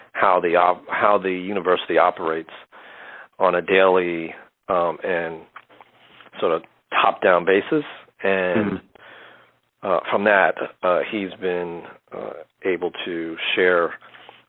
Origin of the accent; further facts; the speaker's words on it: New Jersey, United States; also born or lived in Harlem, New York; now in New York City, United States; we grew up in Central Jersey